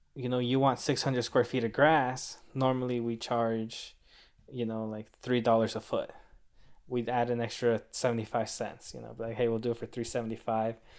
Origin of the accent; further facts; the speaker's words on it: Rancho Santa Margarita, California, United States; also born or lived in Mexico; I grew up in Rancho Santa Margarita